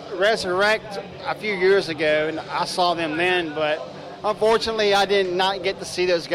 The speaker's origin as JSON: {"language": "English", "town": "Lynchburg", "region": "Virginia", "country": "United States", "lives_now": "Roanoke, United States", "said": "I'm originally from Lynchburg. I moved up here in 97, 98, around there."}